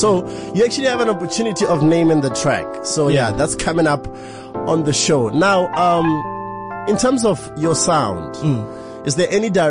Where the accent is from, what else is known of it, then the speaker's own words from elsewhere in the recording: Botswana; I'm from Botswana.